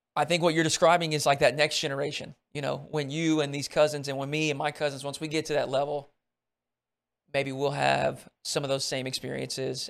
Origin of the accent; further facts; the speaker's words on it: Arkansas, United States; growing up in Arkansas